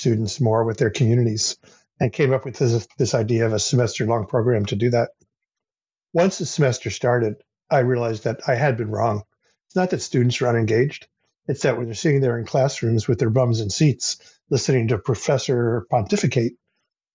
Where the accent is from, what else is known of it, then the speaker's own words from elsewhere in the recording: United States; moved away as an adult; now in Canada; I grew up in the United States in the 1960s and 70s